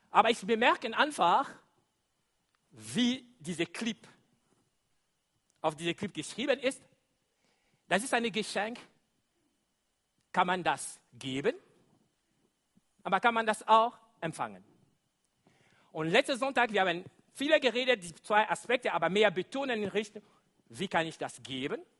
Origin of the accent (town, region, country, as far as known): DR Congo; German is a second language